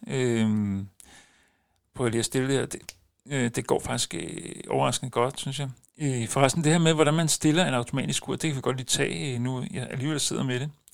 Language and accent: Danish; a suburb of Copenhagen, Capital Region of Denmark, Denmark; jeg er ikke rigtig københavner, jeg er ude fra en forstad til København